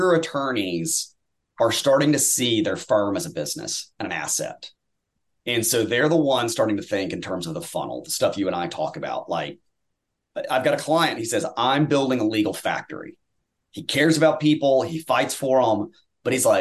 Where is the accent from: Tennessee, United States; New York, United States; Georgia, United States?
Tennessee, United States; now in Texas, United States; I grew up in Tennessee